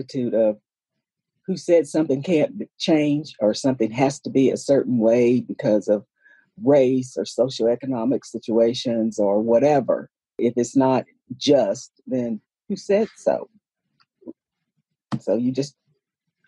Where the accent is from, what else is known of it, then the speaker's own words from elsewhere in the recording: Christiansburg, Virginia, United States; I was born and raised here in Southwest Virginia, Montgomery County, Christiansburg